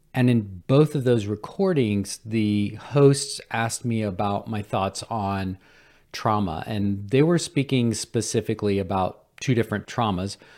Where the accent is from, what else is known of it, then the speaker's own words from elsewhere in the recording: Cullowhee, North Carolina, United States; Western Carolina University in my hometown of Culwee, North Carolina